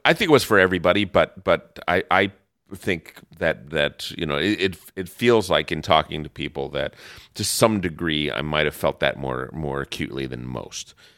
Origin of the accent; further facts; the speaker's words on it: New Jersey, United States; also born or lived in New York area; now in Los Angeles, United States; growing up in New, New Jersey and, and the New York area